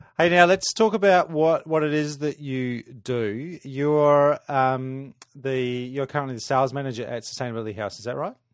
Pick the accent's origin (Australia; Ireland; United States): Australia; Adelaide, South Australia; moved away; I grew up in Adelaide, spent 18 years there